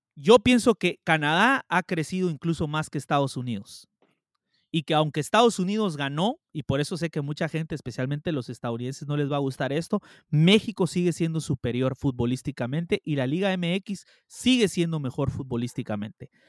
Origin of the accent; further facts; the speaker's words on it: Guatemala; yo soy guatemalteco